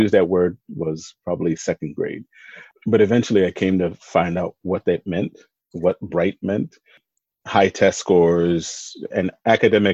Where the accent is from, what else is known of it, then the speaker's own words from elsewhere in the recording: Philadelphia, Pennsylvania, United States; I was raised in North Philly